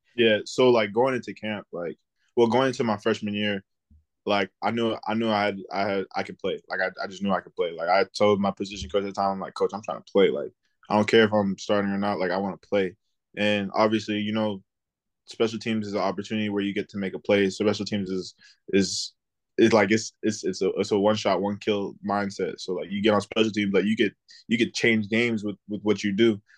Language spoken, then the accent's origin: English; South Florida, United States; I'm from South Florida